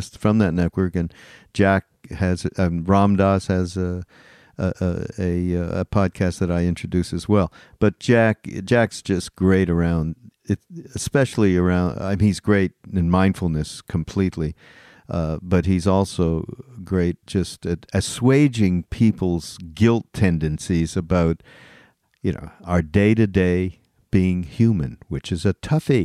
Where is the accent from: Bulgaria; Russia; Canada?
Canada; Montreal, Quebec; also born or lived in Toronto; I grew up Jewish in Montreal